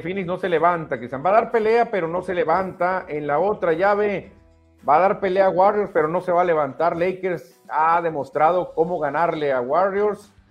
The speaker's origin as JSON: {"language": "Spanish", "country": "Mexico", "said": "Como buen mexicano, los mexicanos somos callejeros"}